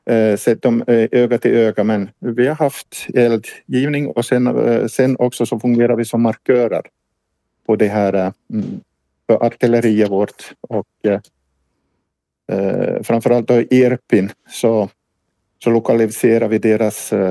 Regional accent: Ostrobothnia, Finland; now in Ukraine; Mm, jag, jag, jag är ursprungligen finsk

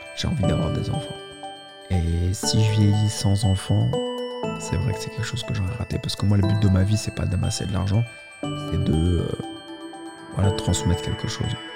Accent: Paris, Île-de-France, France; je suis né à Paris

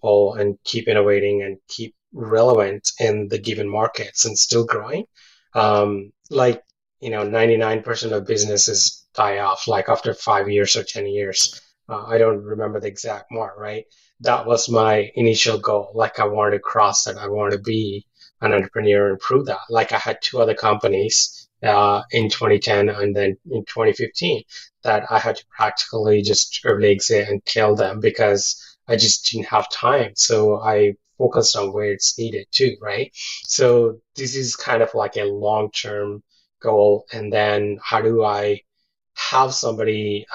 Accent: India; also born or lived in London, United Kingdom / Kamloops, Canada; now in Burnaby, Canada; my childhood, back growing up in India

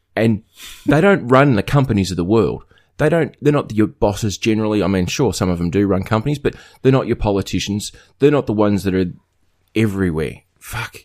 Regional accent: northwest coast of Tasmania, Australia; what I grew up with on the northwest coast of Tasmania

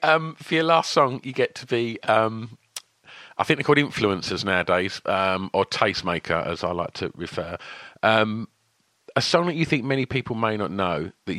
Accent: Essex, East of England, United Kingdom; And I was going to start in my hometown of Essex.

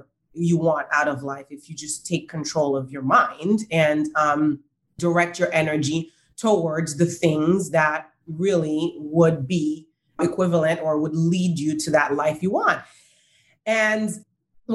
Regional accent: Haiti; moved away; I grew up in Haiti

